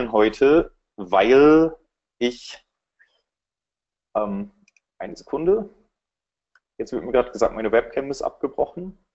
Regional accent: Berlin, Germany; für alle, die mich nicht kennen. Ich komme aus Berlin.

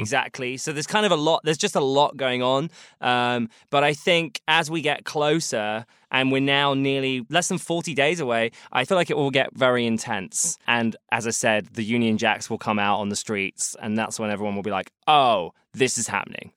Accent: London, United Kingdom; as a sort of Londoner, as a British person

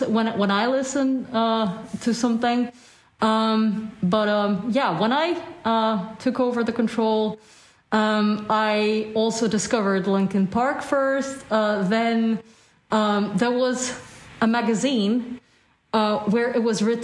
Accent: Russia; moved away; I'm originally from Russia

